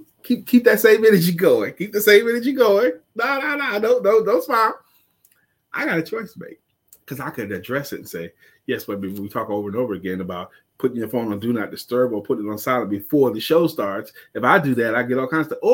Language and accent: English; New York City, New York, United States; I'm from Brooklyn.